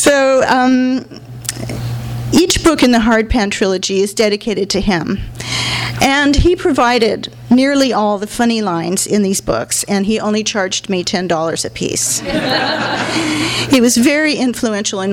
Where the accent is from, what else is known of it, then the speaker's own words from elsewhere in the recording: Los Angeles, California, United States; I grew up in Hollywood.